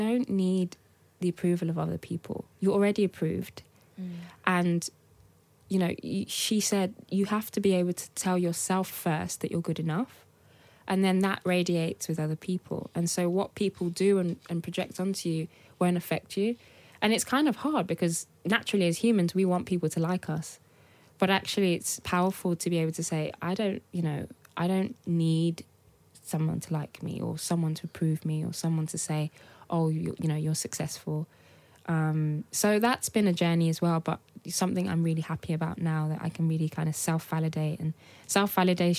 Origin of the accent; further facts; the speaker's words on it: Birmingham, West Midlands, United Kingdom; also born or lived in Nigeria; I'm from Birmingham. That's all I knew growing up